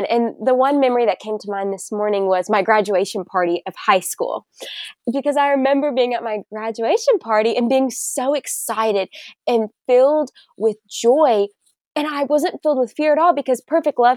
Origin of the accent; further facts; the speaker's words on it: Bentonville, Arkansas, United States; moved away as an adult; also born or lived in Tennessee; I am originally from Arkansas. The Bentonville area. So if you're familiar with Walmart, it is the hometown of good old Walmart. And I'd never moved before going to college